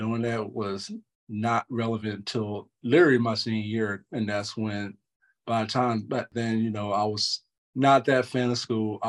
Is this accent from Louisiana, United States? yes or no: no; North Carolina, United States; I grew up in North Carolina, you know, born and raised.